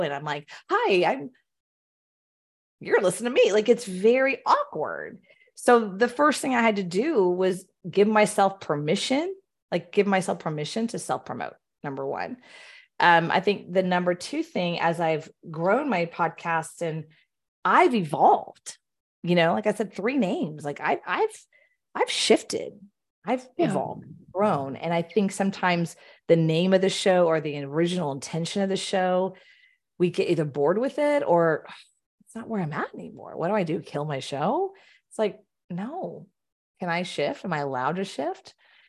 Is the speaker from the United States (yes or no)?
yes; Houston, Texas, United States; I grew up in the Baptist Southern Houston area.